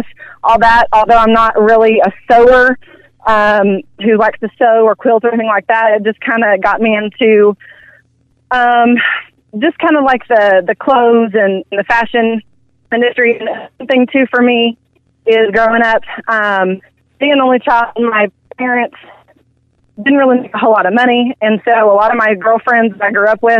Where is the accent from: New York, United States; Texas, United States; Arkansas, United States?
Arkansas, United States; Prairie Grove; accent: Southern Belle; I've been an Arkansas girl my whole life. I'm actually originally from Northwest Arkansas, from a small town up there called Prairie Grove